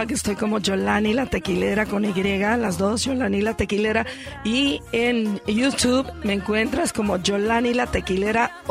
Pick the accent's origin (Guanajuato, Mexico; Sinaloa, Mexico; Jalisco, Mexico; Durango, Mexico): Jalisco, Mexico; Unión de Tula; Hace un mes lo hicimos en Unión de Tula, Jalisco, que es mi pueblo